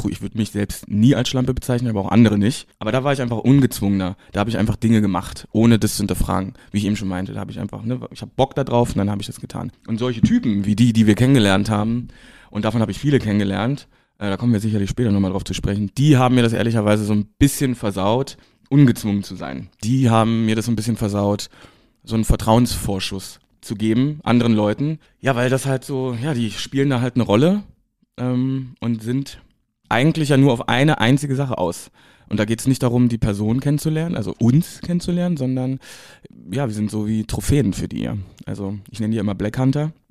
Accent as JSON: {"language": "German", "region": "East Germany", "country": "Germany", "moved": "as an adult", "lives_now": "Berlin, Germany", "said": "ich komme ja aus dem Osten. Ähm, da konnte ich mich aufgrund vieler Gegebenheiten äh, nicht outen. Ich habe das also sehr spät gemacht, mit 21, äh, genau zu dem, zu dem Zeitpunkt, als ich auch nach Berlin gezogen bin."}